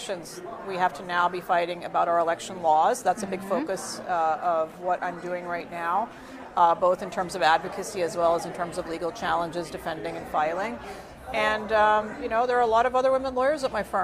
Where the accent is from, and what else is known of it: rural North Carolina, United States; born or raised there; also born or lived in India